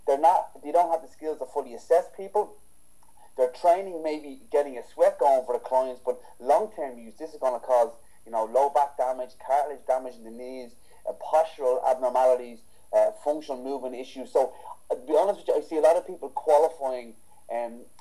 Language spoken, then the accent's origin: English; Ireland; I'm not biased for Irish trainers, but I'm Irish